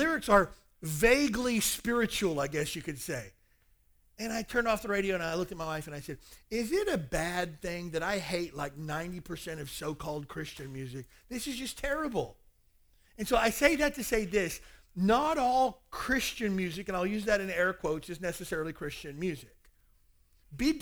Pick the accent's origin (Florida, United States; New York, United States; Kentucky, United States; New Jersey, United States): Kentucky, United States; moved away; I spent my whole growing up years trying to get away from that place